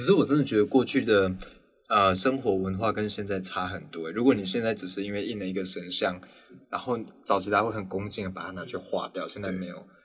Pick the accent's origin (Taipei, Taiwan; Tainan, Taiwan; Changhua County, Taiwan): Tainan, Taiwan; 因为我我台南人啊